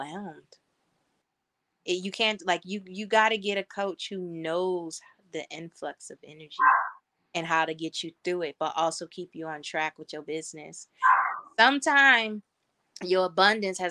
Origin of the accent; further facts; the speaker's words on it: Northeast, United States; moved away as an adult; now in West Coast, United States; I come from the Northeast.